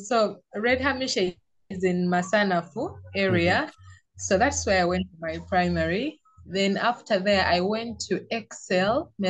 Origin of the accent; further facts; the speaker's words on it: Uganda; I'm from Uganda. I'm Ugandan. I was born here. I grew up here, and that's where I'm living.